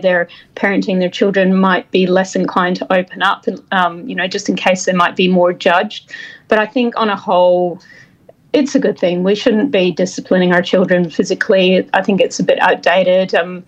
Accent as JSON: {"language": "English", "region": "Scotland", "country": "United Kingdom", "lives_now": "Australia", "said": "I'm originally from Scotland, but have lived in Australia for a very long time."}